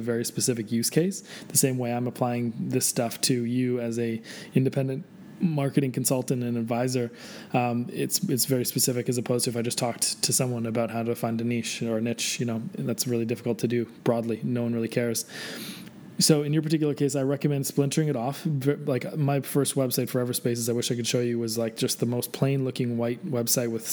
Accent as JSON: {"language": "English", "country": "Canada", "said": "I'm Canadian"}